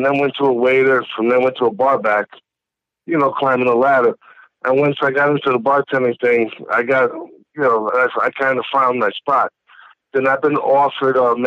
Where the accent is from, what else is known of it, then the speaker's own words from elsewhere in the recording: New York City, New York, United States; also born or lived in Bronx; I was born in the Bronx, moved to Brooklyn when I was 2 years old. I lived my whole life here, 42 years old